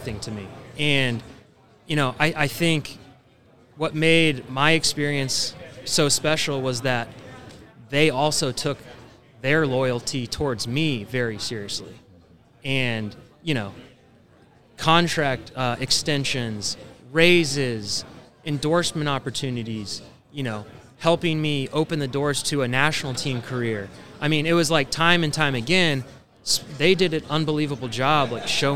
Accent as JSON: {"language": "English", "town": "Kansas City", "country": "United States", "tie": "born or raised there", "said": "I'm a hometown kid and I got to play 12 years for my hometown team"}